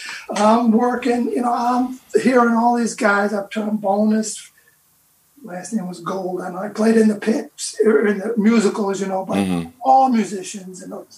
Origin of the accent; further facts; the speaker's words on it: Utica, New York, United States; I'm from Utica, New York, okay? So Rochester's is only 70 or 80 miles away. It's kind of just a little bigger Utica.